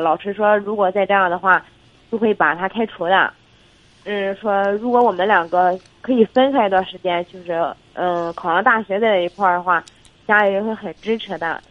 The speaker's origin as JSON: {"language": "Chinese", "town": "Jinan", "region": "Shandong", "country": "China", "said": "我济南的"}